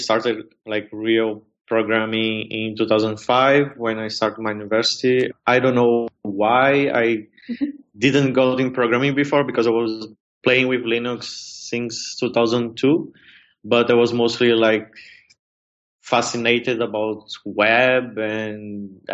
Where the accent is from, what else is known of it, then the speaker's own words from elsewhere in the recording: Brazil; moved away as an adult; now in Berlin, Germany; my parents didn't have money to pay for my university in Brazil. So yeah, I'm from Brazil.